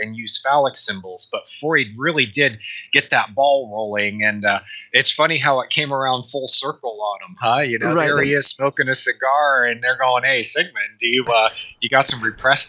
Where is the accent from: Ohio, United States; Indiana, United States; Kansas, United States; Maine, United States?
Ohio, United States; Dayton; Dayton, Ohio.